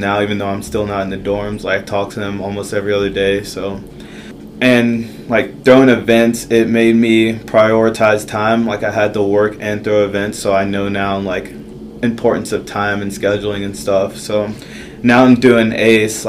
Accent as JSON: {"language": "English", "town": "Dallas", "region": "Texas", "country": "United States", "said": "I'm from Dallas, Texas"}